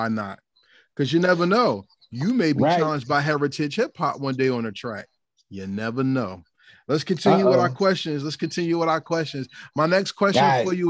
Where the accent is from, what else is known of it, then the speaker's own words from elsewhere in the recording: New Jersey, United States; I'm from New Jersey